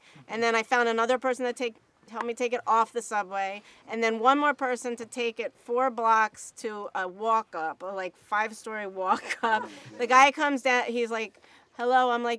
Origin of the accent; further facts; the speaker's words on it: Philadelphia, Pennsylvania, United States; I came from Philadelphia, and I heard about Sound One, and I heard that they did sound for film, and I was like, I'm going there.